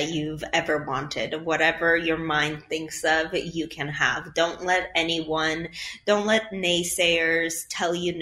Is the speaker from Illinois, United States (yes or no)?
yes; Chicago, Illinois, United States; English is a second language; I'm from Chicago